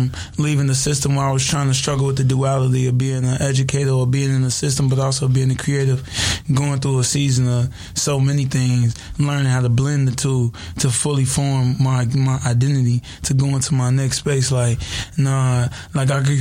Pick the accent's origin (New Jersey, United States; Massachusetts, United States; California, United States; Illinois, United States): California, United States; Inglewood; I'm from Inglewood